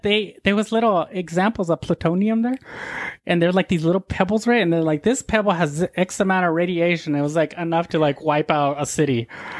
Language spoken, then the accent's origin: English; Arizona, United States; moved away as an adult; also born or lived in Texas; I'm from Arizona.